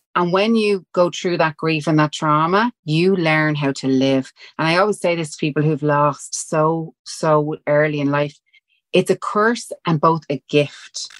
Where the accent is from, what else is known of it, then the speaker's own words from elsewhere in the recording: Dublin, Leinster, Ireland; accent: Dublin; We're Irish. We're from Walkinstown.